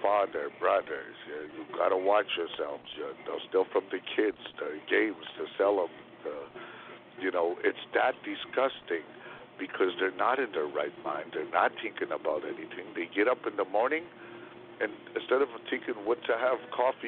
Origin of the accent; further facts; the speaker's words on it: Canada; As a Canadian